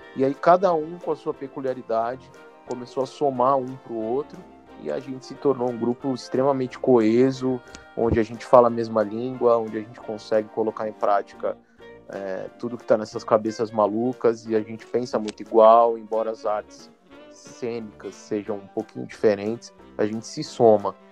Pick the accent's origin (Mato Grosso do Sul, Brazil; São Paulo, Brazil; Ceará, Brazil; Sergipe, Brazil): São Paulo, Brazil; also born or lived in Belo Horizonte; eu sou de São Paulo, mas quando fiz 17 anos eu fui para Belo Horizonte, e eu voltei de Belo Horizonte casado e com uma filha